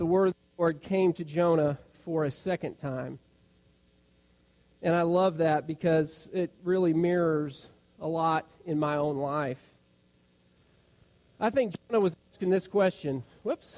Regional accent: Rifle, Colorado, United States; moved away as an adult; now in Memphis, United States; the home where I grew up in Rifle, Colorado

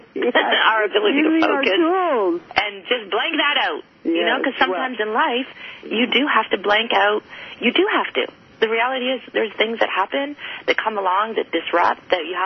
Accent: Canada; I'm Canadian

